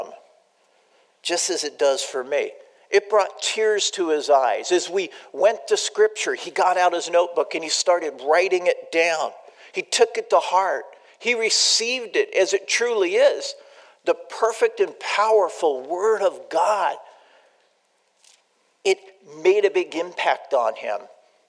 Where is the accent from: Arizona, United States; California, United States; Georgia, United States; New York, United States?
California, United States; San Diego; I grew up in San Diego